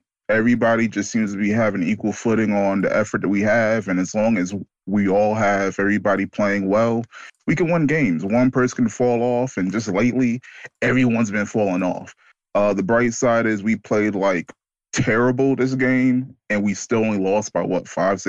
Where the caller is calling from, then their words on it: Pennsylvania, United States; I'm calling from Pennsylvania.